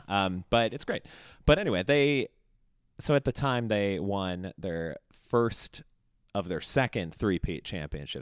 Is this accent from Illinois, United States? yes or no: yes; Chicago, Illinois, United States; growing up in Chicago